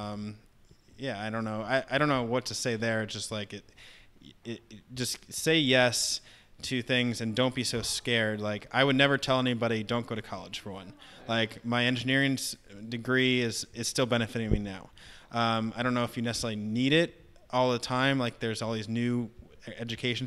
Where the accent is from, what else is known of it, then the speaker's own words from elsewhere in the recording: Northern Virginia, United States; moved away; where I grew up in Northern Virginia